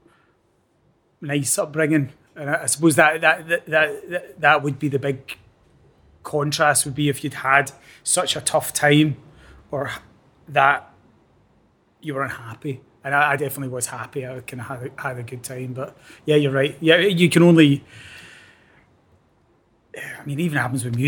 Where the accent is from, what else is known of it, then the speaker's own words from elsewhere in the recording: Clyde Valley, between Lanark and Hamilton, Scotland, United Kingdom; also born or lived in Strathaven; where I grew up isn't quite Lanark. It's kind of in the Clyde Valley, kind of probably about halfway between Lanark and Hamilton.